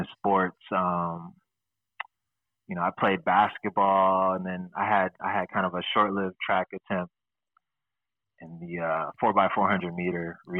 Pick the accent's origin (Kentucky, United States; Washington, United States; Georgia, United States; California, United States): Washington, United States; Seattle; So I come from the West Coast